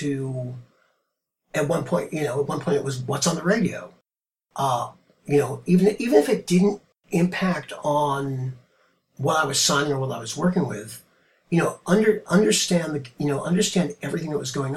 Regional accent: Marblehead, Massachusetts, United States; moved away; also born or lived in New York City; my hometown, Marblehead, Massachusetts. It was a great place to grow up

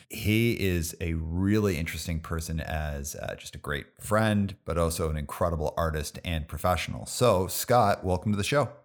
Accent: Calgary, Alberta, Canada; I grew up in Calgary

